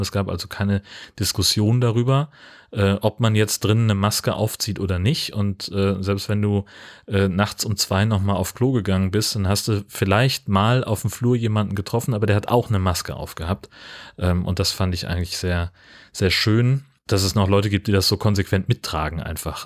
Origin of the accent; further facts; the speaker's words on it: Hesse, Germany; ich bin ja in Hessen aufgewachsen.